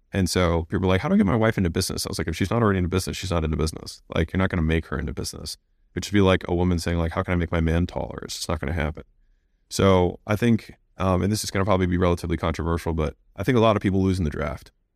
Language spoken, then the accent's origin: English; United States; I was born in America